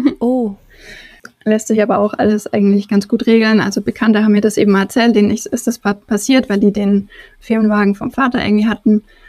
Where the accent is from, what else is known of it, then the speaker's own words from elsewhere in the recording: Germany; ich deutsch wie ich bin